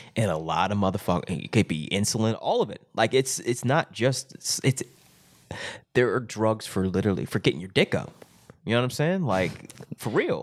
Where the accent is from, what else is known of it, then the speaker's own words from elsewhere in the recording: Springdale, Arkansas, United States; in my hometown of Springdale, Arkansas.